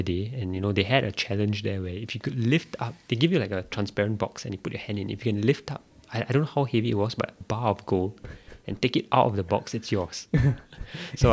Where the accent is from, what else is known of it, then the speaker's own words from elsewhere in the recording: India; being Indian